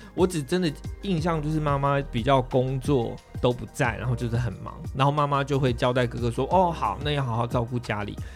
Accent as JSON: {"language": "Chinese", "region": "southern Taiwan", "country": "Taiwan", "tie": "born or raised there", "said": "我们又是在南部嘛"}